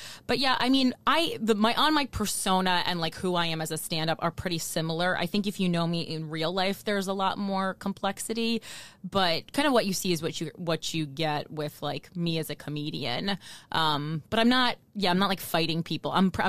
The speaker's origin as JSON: {"language": "English", "region": "New Jersey", "country": "United States", "said": "especially considering the fact that I'm from New Jersey."}